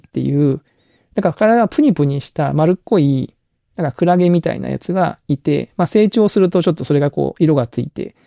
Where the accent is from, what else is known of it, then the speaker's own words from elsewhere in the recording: Kagoshima, Japan; now in Kyoto, Japan; 鹿児島出身っていう人に会うと、めちゃめちゃ親近感湧くんですよ